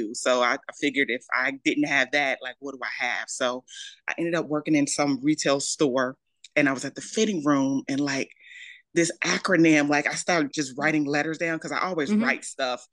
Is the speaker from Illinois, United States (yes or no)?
yes; Maywood, Illinois, United States; I am from Maywood, Illinois, originally. It's a little suburb right outside of Chicago.